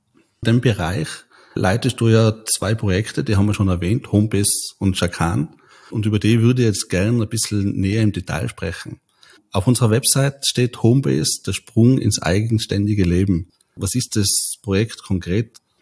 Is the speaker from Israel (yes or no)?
no; Tyrol, Austria; bei uns in Tirol